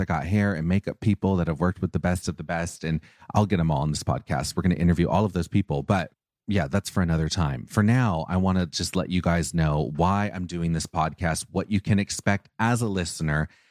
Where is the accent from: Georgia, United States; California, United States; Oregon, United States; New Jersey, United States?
California, United States; Orange County; I grew up, I grew up in Orange County